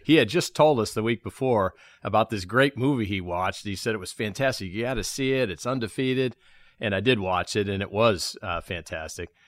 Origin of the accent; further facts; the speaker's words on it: Chicago, Illinois, United States; now in Charlotte, United States; We grew up in South Chicago.